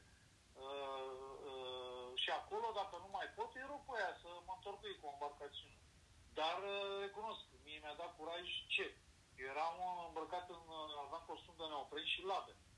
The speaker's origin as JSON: {"language": "Romanian", "country": "Romania", "said": "Păi din România"}